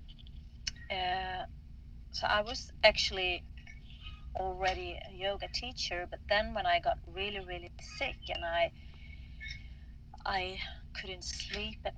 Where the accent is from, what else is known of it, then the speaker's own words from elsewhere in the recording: Stockholm, Stockholm County, Sweden; I'm from Stockholm, Sweden